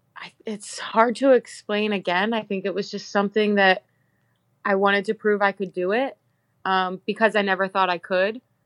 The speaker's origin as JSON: {"language": "English", "town": "Bel Air", "region": "Maryland", "country": "United States", "tie": "born or raised there", "moved": "as an adult", "lives_now": "Iceland", "said": "I'm from Bel Air, Maryland."}